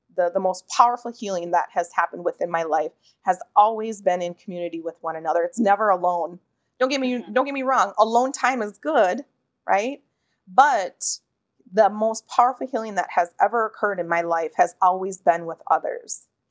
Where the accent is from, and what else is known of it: Pine County, Minnesota, United States; born or raised there; moved away as an adult